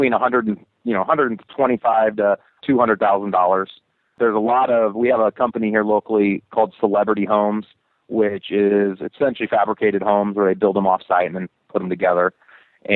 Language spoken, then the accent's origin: English; Nebraska, United States